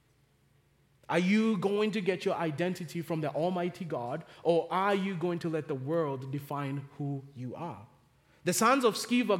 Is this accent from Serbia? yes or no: no; Kenya; now in Charlotte, United States; growing up in Kenya, we did not have time out for kids.